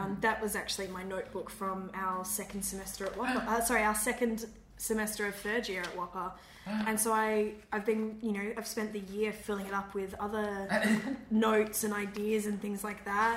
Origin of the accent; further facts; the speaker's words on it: Perth, Western Australia, Australia; Perth will always be home in the sense that I will always say I'm from Perth and my parents live here and my family's here